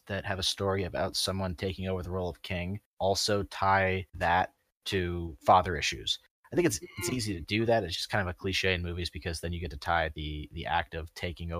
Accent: United States; as an American

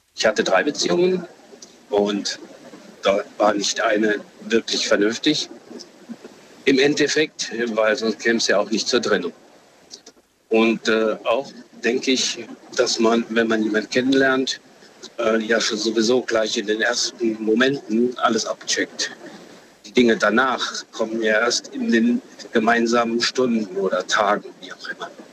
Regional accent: Saarland, Germany; Ich bin aus dem Saarland.

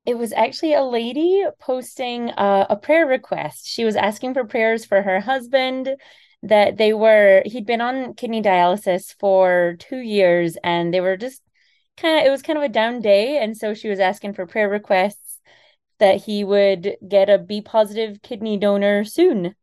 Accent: Scotland, United Kingdom; moved away; I'm originally from Scotland

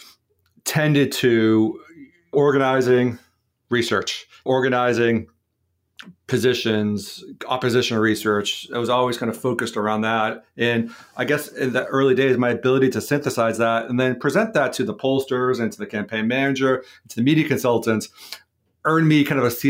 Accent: Brockton, Massachusetts, United States; I grew up in Brockton, Massachusetts.

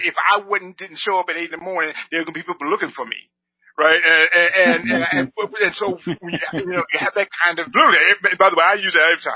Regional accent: Compton, California, United States; also born or lived in Carson; as a young black man, I grew up in Compton.

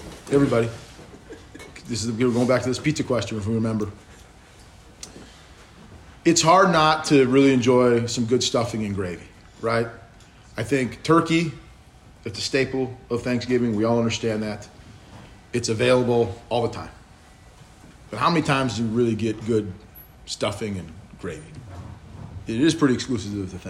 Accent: Minnesota, United States; I'm from Minnesota

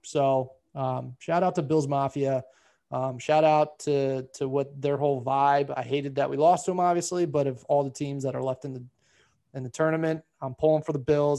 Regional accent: Baltimore, Maryland, United States; we're from Baltimore

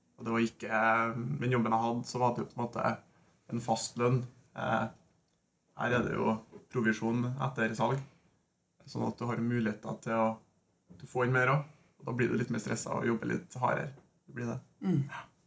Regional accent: Norway; Vi er jo nordmenn

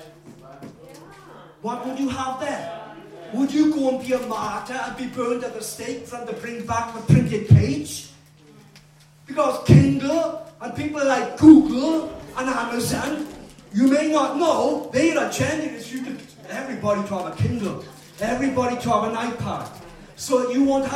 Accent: Wales, United Kingdom; I am a Welshman.

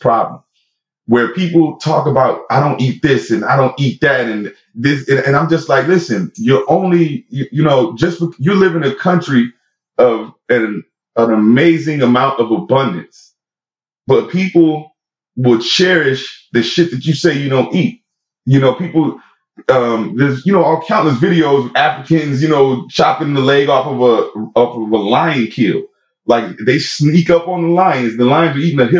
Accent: Florida, United States; also born or lived in Puerto Rico; I'm from Florida

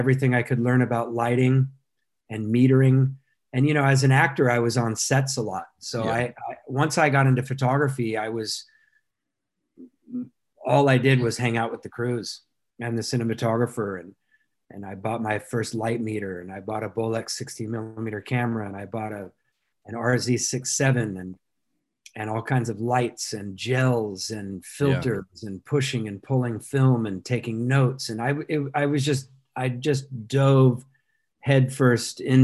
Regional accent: Orange County, California, United States; I grew up in Orange County

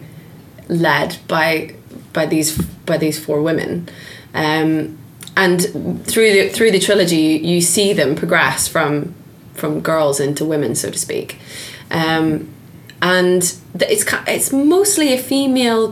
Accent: Northern Ireland, United Kingdom; I'm Northern Irish.

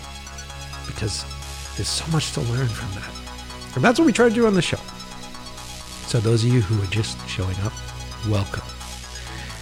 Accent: Boston, Massachusetts, United States; born or raised there; also born or lived in New York

